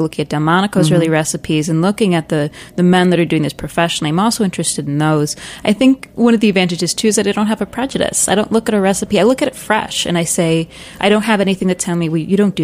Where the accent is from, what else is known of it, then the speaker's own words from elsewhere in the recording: Ohio, United States; also born or lived in Queens, New York City; now in New York City, United States; I am from Ohio originally, and in Ohio, everyone's freezer is stuffed full of deer